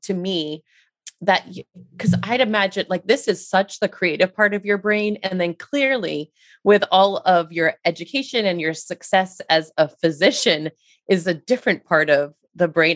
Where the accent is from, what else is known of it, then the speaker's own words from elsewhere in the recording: Rhode Island, United States; I'm from Rhode Island myself